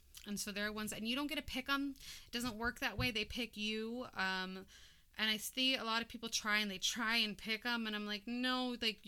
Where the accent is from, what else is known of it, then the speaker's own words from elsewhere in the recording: Hawaii, United States; I'm also Hawaiian